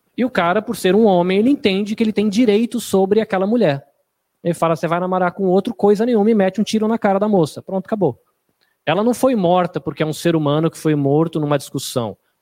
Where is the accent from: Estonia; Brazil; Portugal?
Brazil; a gente é brasileiro